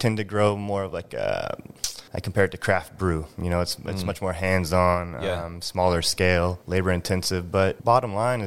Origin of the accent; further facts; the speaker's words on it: Blaine, Washington, United States; moved away; also born or lived in California; I'm 6 years old walking around eelgrass beds out in Drayton Harbor